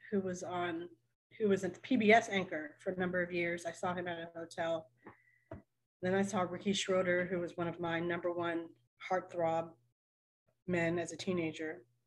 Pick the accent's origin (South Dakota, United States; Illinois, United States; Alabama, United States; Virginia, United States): Virginia, United States; Richmond; I'm from Richmond, Virginia.